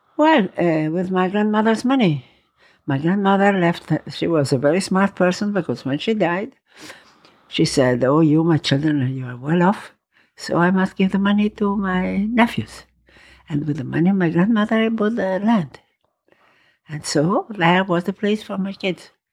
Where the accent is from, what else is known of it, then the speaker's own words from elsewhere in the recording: Rome, Lazio, Italy; English is a second language; also born or lived in Valpolicella, Veneto, Italy; now in New York, United States; I was born in Rome, yes. Many years ago, I was born in Rome.